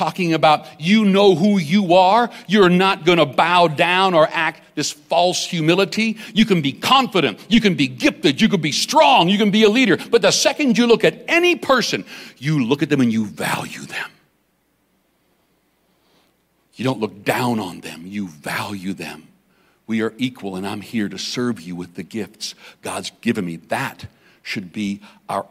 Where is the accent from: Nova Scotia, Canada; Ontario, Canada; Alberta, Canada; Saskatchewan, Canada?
Saskatchewan, Canada; Weldon; I grew up in Saskatchewan, a little place called Weldon, Saskatchewan.